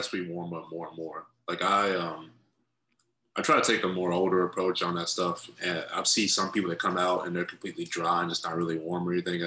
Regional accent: Paducah, Kentucky, United States; I grew up in Paducah, Kentucky

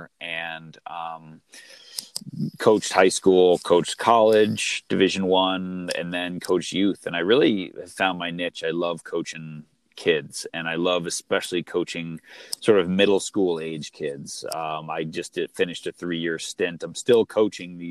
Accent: Long Island, New York, United States; I grew up in New York on Long Island

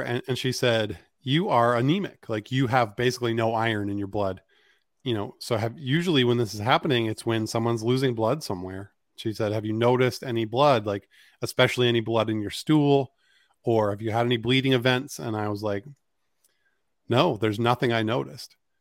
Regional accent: Maine, United States; growing up in Maine was, was a great place to grow up

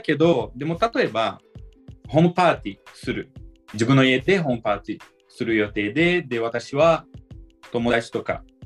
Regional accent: Brazil; Japanese is a second language; now in Miyagi, Japan; 僕ブラジル人だから

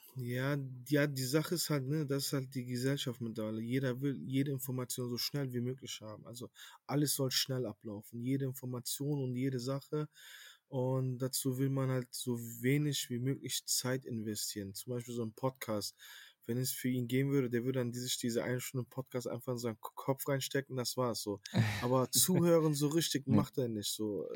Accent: Cologne, North Rhine-Westphalia, Germany; lebe in Köln, bin in Köln auf, also geboren und aufgewachsen und ja, bin Kölner.

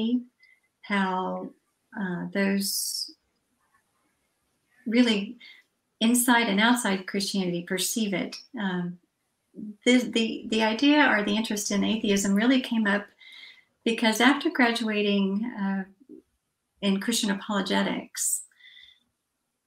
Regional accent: Atlanta, Georgia, United States; I am from Atlanta, Georgia

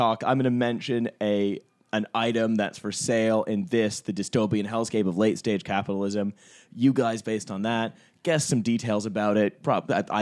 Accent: Canada; I'm Canadian

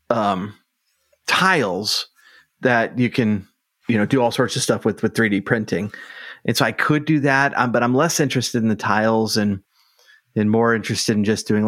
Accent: Sugar Land, Texas, United States; growing up in Sugar Land, right by Texas. Yeah, it's definitely right by Texas, right by Houston

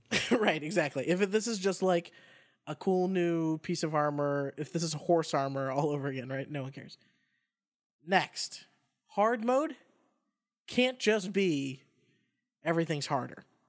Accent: Boston, Massachusetts, United States; moved away; It's in my hometown, and then it's an excuse to go home if I'm not home already.

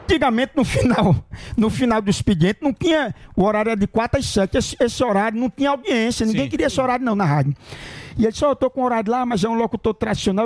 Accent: Cachoeira do Sapo, Rio Grande do Norte, Brazil; now in São Paulo, Brazil; Eu sou de Cachoeira do Sapo, fica no Rio Grande do Norte, a minha cidade

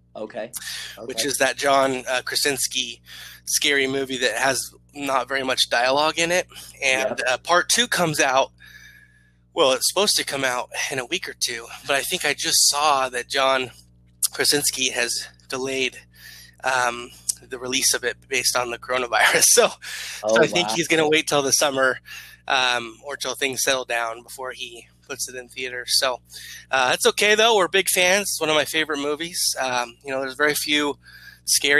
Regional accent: Idaho Falls, Idaho, United States; I grew up in Idaho Falls, Idaho, really close to the school I went to for college, BYU Idaho

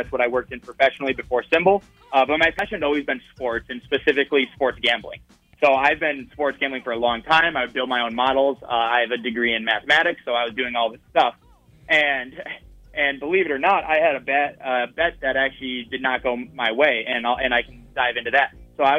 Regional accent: Iowa, United States; I'm actually from Iowa, so no professional sports team. But my dad grew up in Wisconsin, and I grew up going to Packers games.

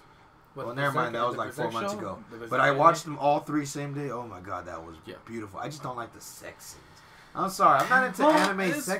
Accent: Texas, United States; I'm happy to be from Texas. Texas is cool.

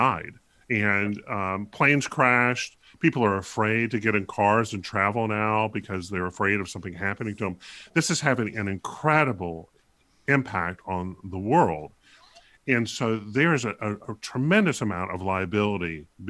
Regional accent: American South, United States; a representative of the American South

